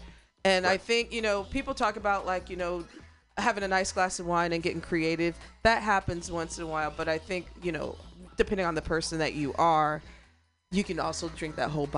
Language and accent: English; Midwest, United States; Okay. I'm from the Midwest.